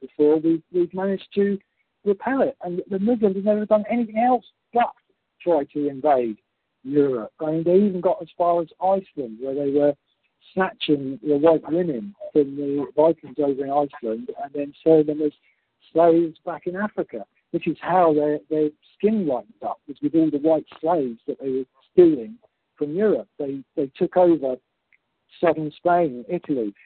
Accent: United Kingdom; our collective unity as British people

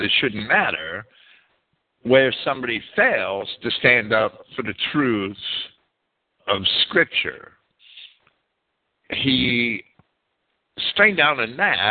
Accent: United States; accent: Yankee; I'm American and I speak Yankee

